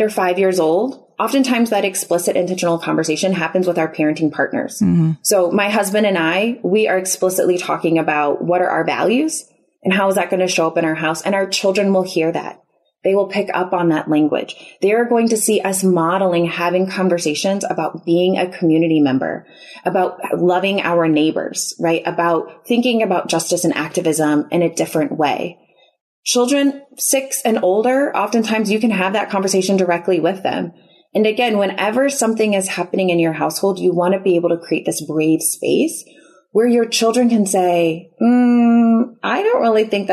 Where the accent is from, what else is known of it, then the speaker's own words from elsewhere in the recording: Chicago, Illinois, United States; moved away as an adult; now in Houston, United States; we're originally from the Chicago area